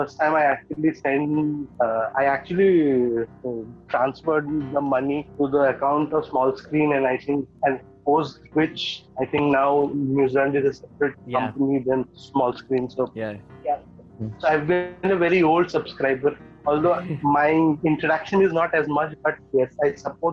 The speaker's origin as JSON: {"language": "English", "town": "Guwahati", "region": "Assam", "country": "India", "also_born_or_lived": "Pune / Mumbai", "moved": "yes", "lives_now": "Kolkata, India", "said": "Currently, I am in Kolkata, but I'm originally from Guwahati, and I did my education in Pune"}